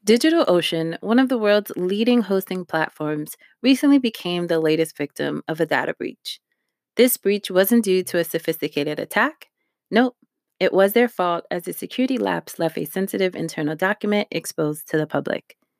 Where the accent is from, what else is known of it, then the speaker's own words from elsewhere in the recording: New York, United States; also born or lived in Harlem; I'm from New York